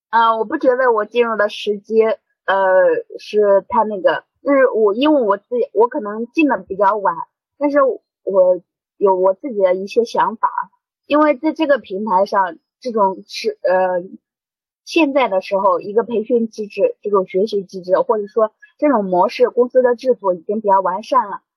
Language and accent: Chinese; Henan, China; now in Shanghai, China; 我是河南人